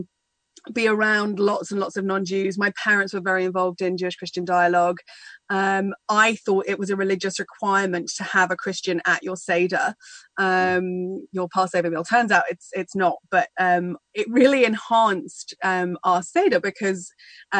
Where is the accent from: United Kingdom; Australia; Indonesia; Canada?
United Kingdom; I grew up just outside London in a small English village